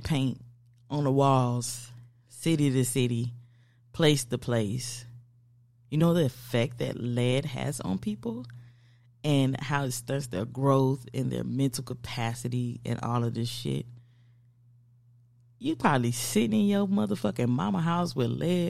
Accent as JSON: {"language": "English", "country": "United States", "said": "I'm from America"}